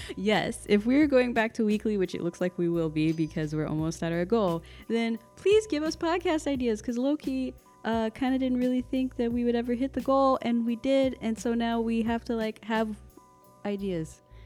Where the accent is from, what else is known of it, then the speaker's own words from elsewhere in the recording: Texas, United States; I'm from the South, like Texas